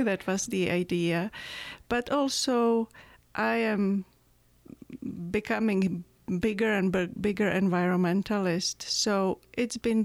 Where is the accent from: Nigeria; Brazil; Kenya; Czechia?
Czechia; English is a second language; moved away as an adult; now in Tucson, United States; I was born in Czechoslovakia right after Russian occupation. And it was there till I was 21 years old